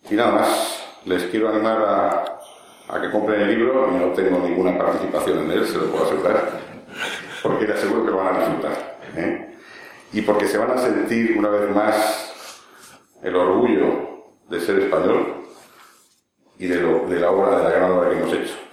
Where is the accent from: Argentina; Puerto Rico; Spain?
Spain